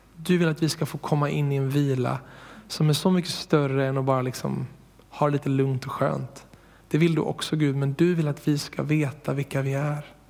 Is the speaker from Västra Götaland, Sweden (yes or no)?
yes; Borås, Västra Götaland, Sweden; jag är uppvuxen i Borås